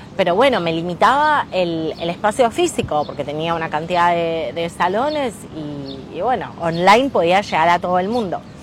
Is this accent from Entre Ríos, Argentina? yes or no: no; Rosario, Santa Fe, Argentina; Estoy ahora en Nueva York, pero soy una emprendedora de Rosario